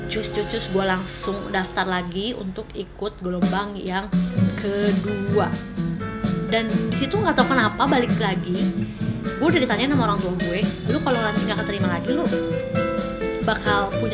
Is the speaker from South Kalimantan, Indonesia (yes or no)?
no; Bandung, West Java, Indonesia; kamu asalnya dari mana dari Bandung oh dari Bandung